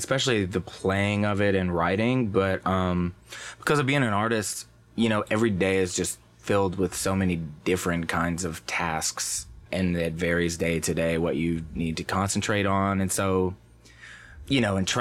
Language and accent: English; Nashville, Tennessee, United States; I grew up here in Nashville